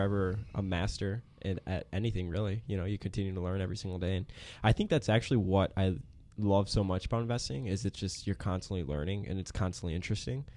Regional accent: Chicago, Illinois, United States; moved away as an adult; now in Dallas, United States; I grew up in Chicago

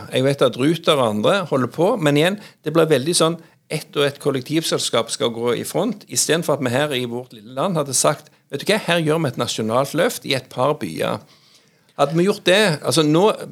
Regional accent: Jæren, Rogaland, Norway; moved away as an adult; now in Oslo, Norway; jeg er jo òg mye hjemme på Jæren. altså jeg har vokst opp

